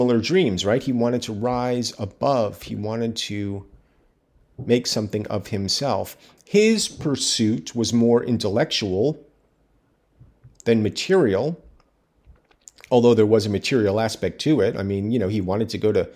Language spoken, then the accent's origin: English; United States; As an American